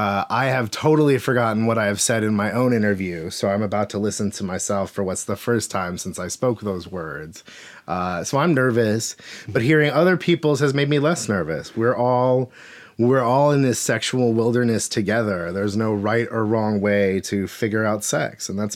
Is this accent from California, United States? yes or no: no; Alaska, United States; now in Seattle, United States; I'm 37 years old. I've lived in Seattle, Washington for 20 years. I grew up in Alaska before that.